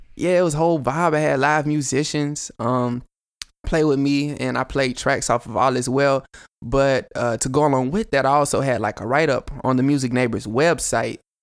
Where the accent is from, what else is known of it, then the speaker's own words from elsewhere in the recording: Chattanooga, Tennessee, United States; I'm from Chat